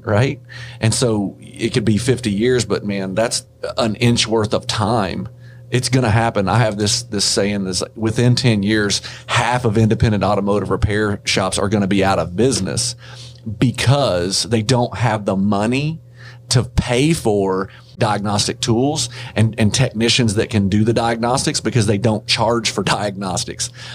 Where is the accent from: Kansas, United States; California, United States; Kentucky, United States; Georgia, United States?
Kentucky, United States; I'm from Kentucky